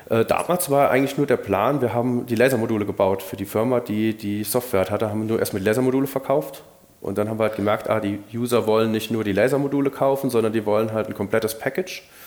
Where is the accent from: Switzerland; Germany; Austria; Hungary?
Germany; Rhineland; aber ich will im Rheinland bleiben, ich bin halt Rheinländer